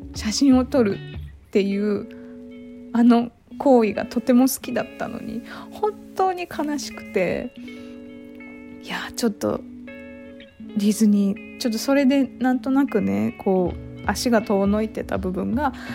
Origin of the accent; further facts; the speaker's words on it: Kurume, Fukuoka, Japan; moved away as an adult; now in Tokyo, Japan; 私は久留米市っていうとこ出身なんですけど